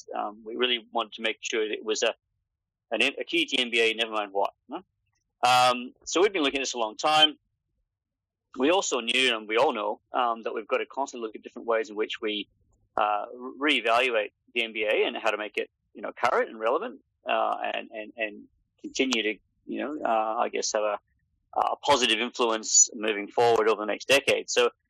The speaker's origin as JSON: {"language": "English", "country": "Papua New Guinea", "tie": "born or raised there", "also_born_or_lived": "United Kingdom / Australia", "said": "I'm originally from the UK, although I lived like the majority of my life in this part of the world. I grew up in Papua New Guinea and I went to university and school in Australia"}